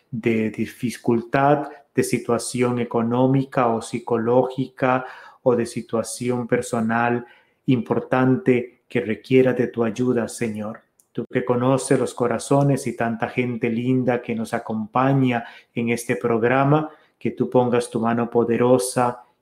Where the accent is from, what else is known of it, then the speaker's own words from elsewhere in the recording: Costa Rica; El café de la tarde que como buen costarricense siempre tenemos, siempre con un gallito, decimos nosotros con un taquito de algo